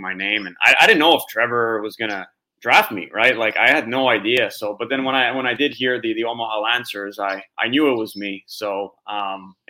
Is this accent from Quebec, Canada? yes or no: yes; Montreal, Quebec, Canada; growing up in Montreal, you know, I'll go to the Molson Center with my dad, watch games